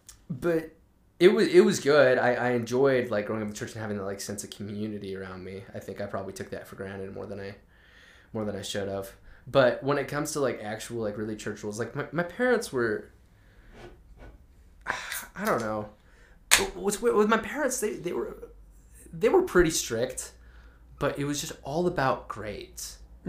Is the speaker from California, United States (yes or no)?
no; Tooele, Utah, United States; Yeah, I'm from Tooele. Raised pretty LDS